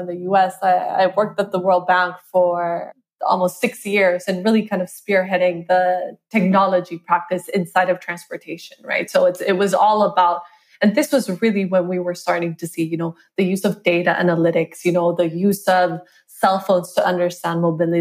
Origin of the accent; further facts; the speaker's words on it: Costa Rica; I'm from Costa Rica. That's where I grew up